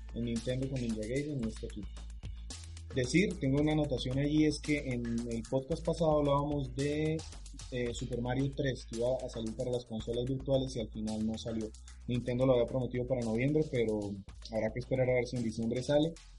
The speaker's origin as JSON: {"language": "Spanish", "town": "Bucaramanga", "region": "Santander", "country": "Colombia", "said": "yo soy de Bucaramanga"}